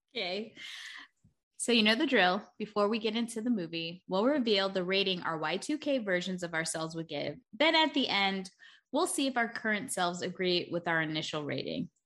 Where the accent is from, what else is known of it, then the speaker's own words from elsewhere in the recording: New York, United States; I'm from New York